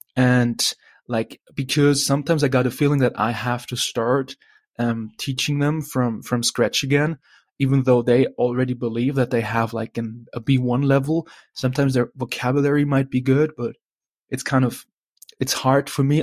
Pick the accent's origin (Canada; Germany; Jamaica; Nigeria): Germany; I'm from Germany